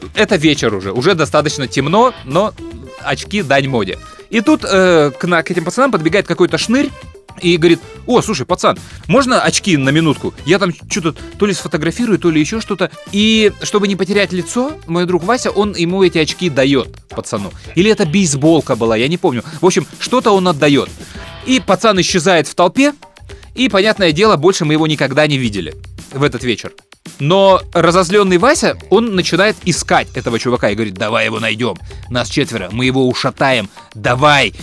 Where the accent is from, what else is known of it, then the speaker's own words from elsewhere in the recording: Chișinău, Moldova; Мы приезжали из Кишинева в Одессу